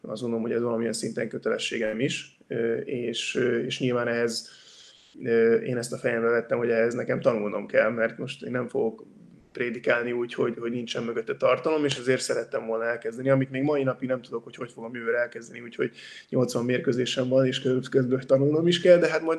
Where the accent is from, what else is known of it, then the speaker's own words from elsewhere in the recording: Hungary; now in Barcelona, Spain; a mi részünkről, mint magyarok